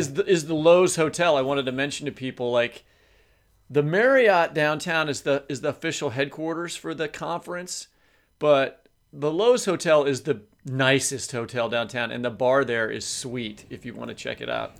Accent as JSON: {"language": "English", "town": "Kansas City", "region": "Missouri", "country": "United States", "tie": "born or raised there", "said": "that's my hometown, Kansas City"}